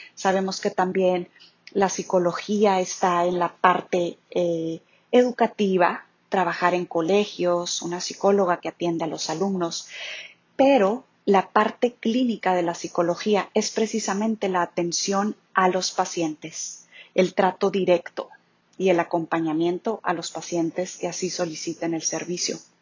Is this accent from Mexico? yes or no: yes; Chihuahua, Mexico; moved away as an adult; also born or lived in Monterrey / Mexico City; Soy originaria de Chihuahua